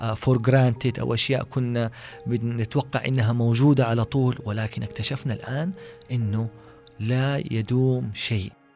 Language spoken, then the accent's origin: Arabic; Saudi Arabia; علينا كسعوديين